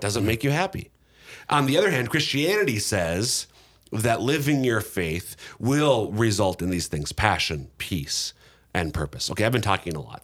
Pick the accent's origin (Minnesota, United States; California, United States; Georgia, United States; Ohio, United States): Minnesota, United States; Minnesota, my home state